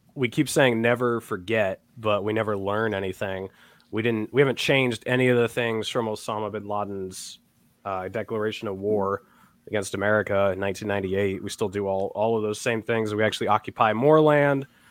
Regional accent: New Hampshire, United States; I'm from New Hampshire, and you know, 99% white

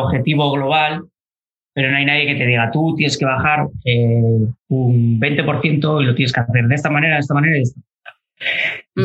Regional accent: Galicia, Spain; moved away as an adult; also born or lived in Alcalá de Henares / Basque Country; soy gallego

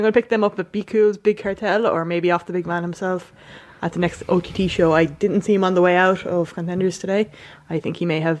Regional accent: Ireland; I'm Irish and older

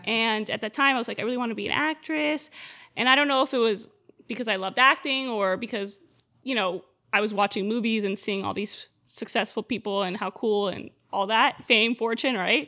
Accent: Miami, Florida, United States; I am born and raised in Miami

